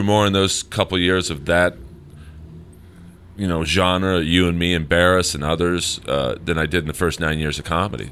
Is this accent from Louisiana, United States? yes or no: no; Los Angeles, California, United States; I grew up on the Sunset Strip in the 80s